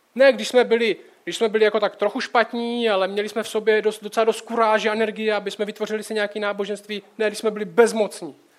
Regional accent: Czechia; jako Čech

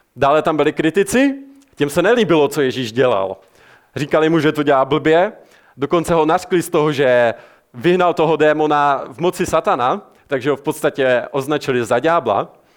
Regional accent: Czechia; jako Češi jsme známi tím, že jsme národ ateistů

